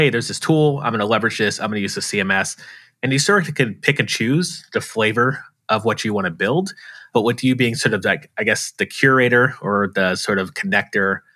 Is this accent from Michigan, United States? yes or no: no; Tampa, Florida, United States; I'm from Tampa, Florida.